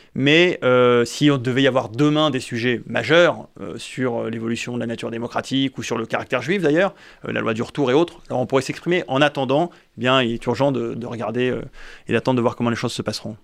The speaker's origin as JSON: {"language": "French", "country": "France", "said": "nous sommes des Français"}